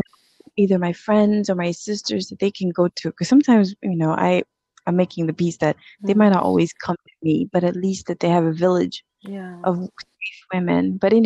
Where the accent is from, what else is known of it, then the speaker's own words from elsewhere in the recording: DR Congo; moved away; also born or lived in South Africa; We grew up, I'm originally from Congo, and my dad was very well off.